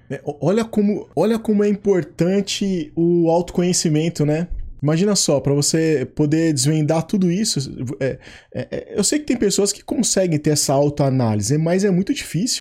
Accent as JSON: {"language": "Portuguese", "region": "São Paulo", "country": "Brazil", "tie": "born or raised there", "also_born_or_lived": "São Mateus, Espírito Santo", "said": "literalmente eu só nasci aí, porque aí eu vim pra cá, pra São Paulo, tinha dois anos"}